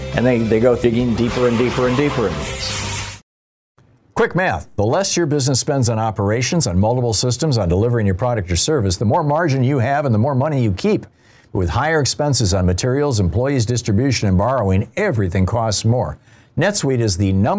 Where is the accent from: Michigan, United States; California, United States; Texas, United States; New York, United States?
Michigan, United States; Lansing; in Lansing, Michigan, my hometown.